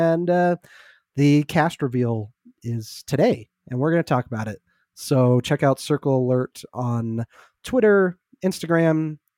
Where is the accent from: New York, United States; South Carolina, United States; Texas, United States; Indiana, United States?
New York, United States; I'm walking here. I'm from New York. Get the fuck out of my way.